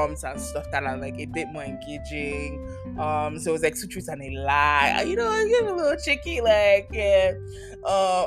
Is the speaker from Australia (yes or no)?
no; Nigeria; now in Canada; I'm also Nigerian, I've lived here for X number of years